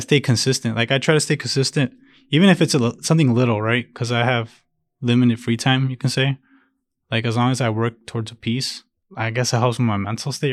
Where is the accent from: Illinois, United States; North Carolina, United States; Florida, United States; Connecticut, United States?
Illinois, United States; Chicago; born or raised there; first language Spanish; English is a second language; also born or lived in Jalisco, Mexico